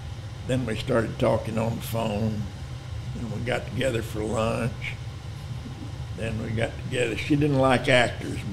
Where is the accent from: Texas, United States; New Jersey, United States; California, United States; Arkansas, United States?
Texas, United States; Lubbock; also born or lived in Lamesa, Texas / Austin, Texas; I was born in La Mesa, Texas, raised in Lubbock and Austin